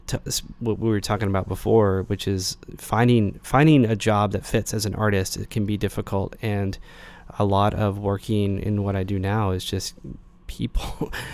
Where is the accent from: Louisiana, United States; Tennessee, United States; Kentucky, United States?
Tennessee, United States; Knoxville; Yeah, so, I grew up in Knoxville.